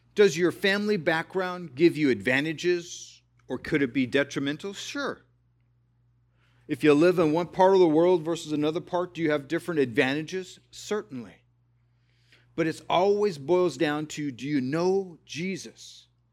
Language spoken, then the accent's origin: English; California, United States; I was born in California